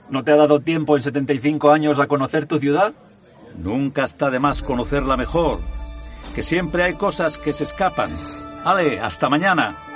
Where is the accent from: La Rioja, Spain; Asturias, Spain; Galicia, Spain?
Asturias, Spain; Gijón; Soy de Gijón de toda la vida. He trabajado por más de 50 años en el puerto del Musel y vivo en la barriada del Llano.